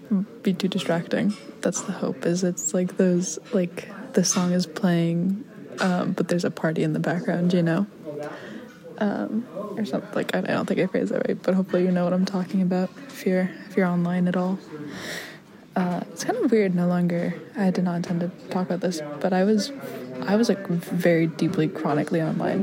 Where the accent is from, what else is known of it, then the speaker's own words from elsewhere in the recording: Chicago, Illinois, United States; accent: Chicago; I naturally have a rather thick Chicago accent, and it just kind of dissipated slowly over the years. It returns whenever I talk to somebody from home